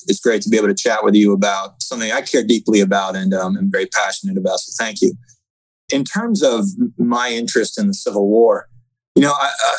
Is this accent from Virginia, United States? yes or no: no; Massachusetts, United States; moved away; I grew up in Massachusetts.